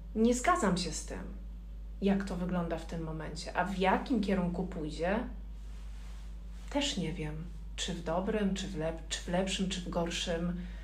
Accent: Ciechanów, Masovian Voivodeship, Poland; moved away as an adult; now in Warsaw, Poland; Nie jestem z Warszawy. Przyjechałam z Ciechanowa.

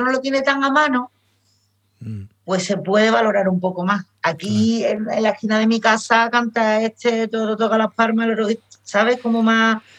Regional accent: Cádiz, Andalusia, Spain; also born or lived in London; yo soy gaditana, yo soy de Cádiz

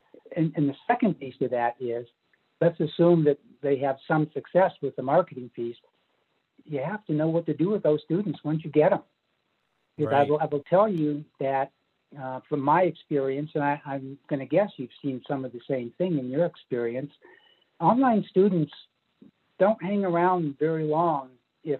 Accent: Pennsylvania, United States; moved away; the state of Pennsylvania, which actually is my home state from 50 or 60 years ago

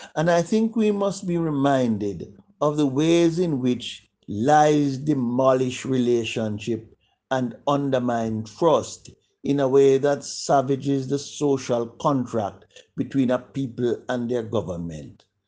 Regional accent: Jamaica; when we were growing up in Jamaica

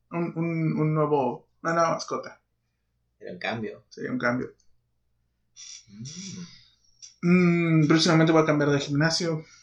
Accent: Puebla, Mexico; born there; Eh, yo nací en Puebla y me dejaron para acá.

